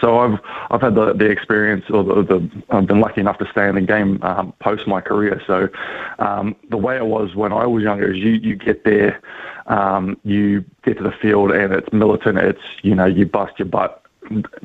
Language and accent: English; Australia; also born or lived in New Zealand; I grew up in Australia, I'm from New Zealand